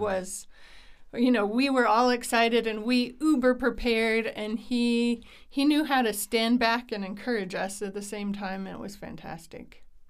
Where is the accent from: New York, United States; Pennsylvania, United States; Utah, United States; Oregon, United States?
Utah, United States; I grew up here in Utah. I've lived here most of my life